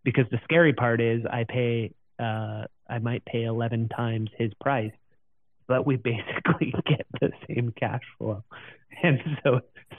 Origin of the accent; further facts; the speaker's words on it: Canada; as a Canadian